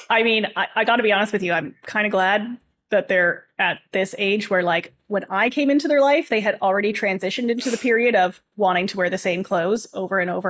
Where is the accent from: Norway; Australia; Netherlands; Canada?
Canada; Tiny, Ontario; born there; also born or lived in Coldwater / Owen Sound; so I was I was born in Tiny. I lived in a place called Coldwater. Yes, these are real places.